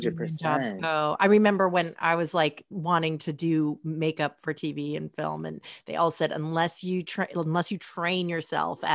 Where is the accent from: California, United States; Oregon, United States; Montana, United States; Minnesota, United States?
Oregon, United States; Portland; moved away; I'm from Portland